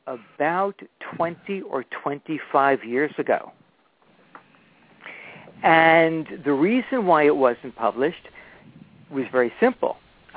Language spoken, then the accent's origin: English; New York City, New York, United States; also born or lived in Catskills / Bayside, Queens; I was born and raised in the Bronx, but the Catskills is where I grew up.